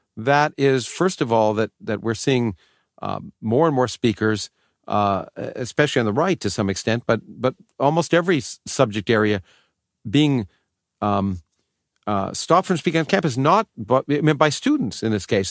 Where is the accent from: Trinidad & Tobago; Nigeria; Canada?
Canada; also born or lived in Australia; now in United States; I grew up in Canada